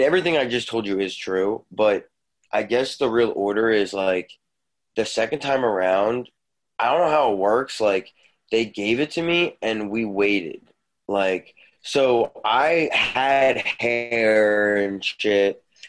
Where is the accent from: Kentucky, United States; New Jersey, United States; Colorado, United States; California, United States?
New Jersey, United States; South Jersey outside of Philly; we grew up in South Jersey outside of Philly.